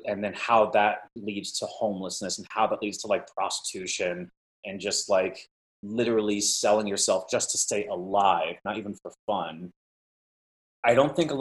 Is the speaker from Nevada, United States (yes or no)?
no; Mesa, Arizona, United States; moved away; also born or lived in Los Angeles / New York; I grew up in Mesa, Arizona